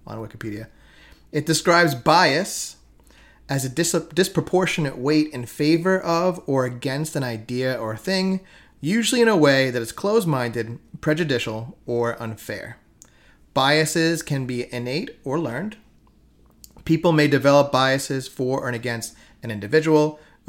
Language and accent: English; New York City, New York, United States; I was raised here in Staten Island in America